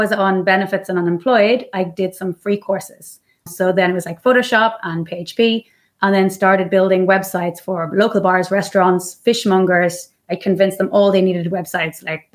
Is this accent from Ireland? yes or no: yes; Ireland; now in Mallorca, Spain; I'm Irish. I'm living in Mallorca in the beautiful island of Spain.